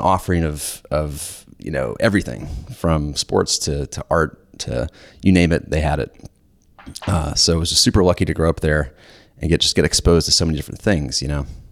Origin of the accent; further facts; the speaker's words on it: Lawrenceville, Georgia, United States; I grew up in Warrensville, Georgia